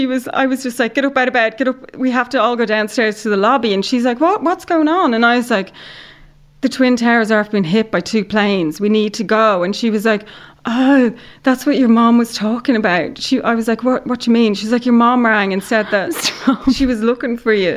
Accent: Ireland; I'm Irish

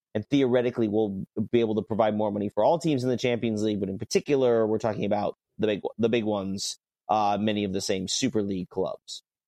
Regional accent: New York, United States; I grew up, not New York City, but I grew up in New York

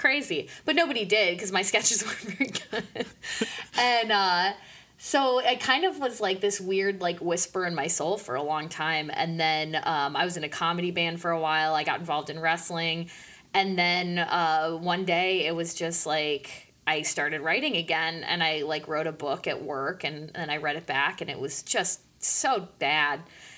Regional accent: State College, Pennsylvania, United States; also born or lived in Pittsburgh / Chicago; But before that, I was in State College, Pennsylvania for kindergarten through third grade. And before that, I was born in Pittsburgh.

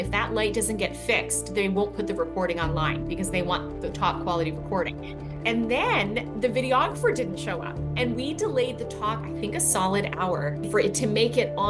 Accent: British Columbia, Canada; moved away as an adult; now in United States; I am born and raised in Canada

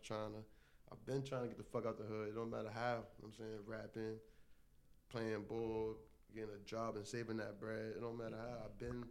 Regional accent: New York City, New York, United States; From Lower East Side Manhattan

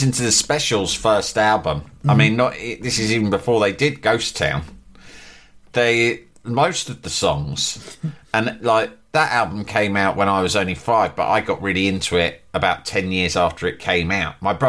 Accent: Leeds, Yorkshire and the Humber, United Kingdom; It's like, I'm from Leeds, mate.

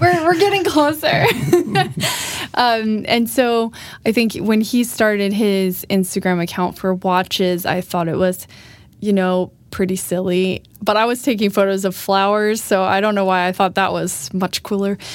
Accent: Florida, United States; moved away as an adult; now in Sweden; I am American from Florida.

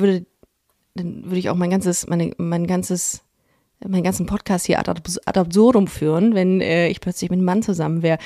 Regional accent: Düsseldorf, North Rhine-Westphalia, Germany; ich bin im Kaiserswerther Krankenhaus ah, geboren

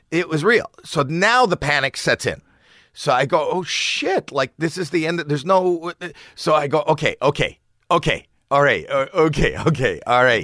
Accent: Toronto, Ontario, Canada; I'm from Toronto

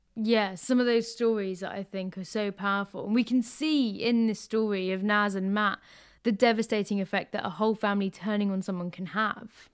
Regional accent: London, United Kingdom; I grew up in London

